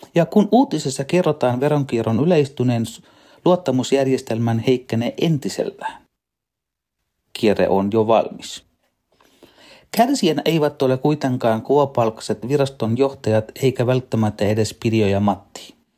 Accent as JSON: {"language": "Finnish", "country": "Sri Lanka", "tie": "born or raised there", "moved": "yes", "lives_now": "Finland", "said": "Lapsuudessani Sri Lankassa"}